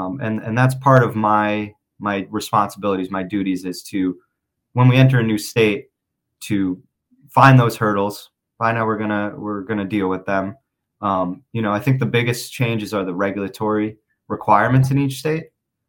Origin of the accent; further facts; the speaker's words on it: Connecticut, United States; I grew up in Connecticut.